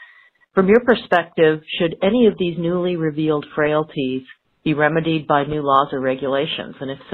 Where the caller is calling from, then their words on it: Corvallis, Oregon, United States; I'm calling from Corvallis, Oregon.